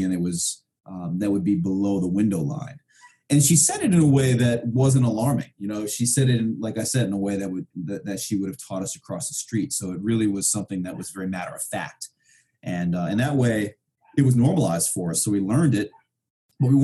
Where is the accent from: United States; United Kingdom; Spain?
United States; New York City, New York; moved away as an adult; also born or lived in Vermont; I grew up in Brooklyn, New York in the 70s and 80s